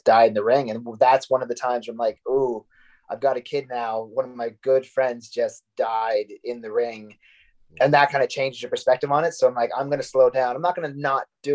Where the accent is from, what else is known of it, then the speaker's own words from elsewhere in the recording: Canada; also born or lived in United States / Florida; now in Manchester, United Kingdom; I usually get a couple of Thanksgivings because I'm Canadian, but I lived in the States